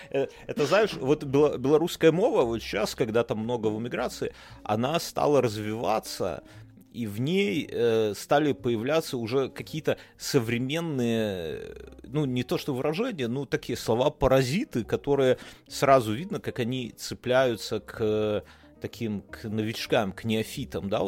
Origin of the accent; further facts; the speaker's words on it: Belarus; Мы белорусы.